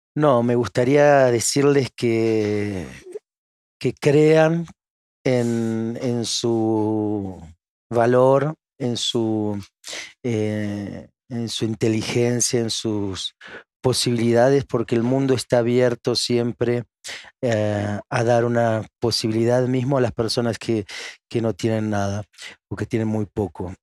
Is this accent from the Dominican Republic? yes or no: no; Argentina; moved away as an adult; now in France; Argentina la amo, es mi, es mi tierra